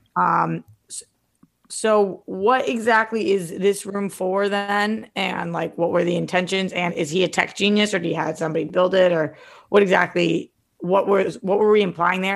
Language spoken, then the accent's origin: English; Boston, Massachusetts, United States; I'm from Boston, most of my family's from Jersey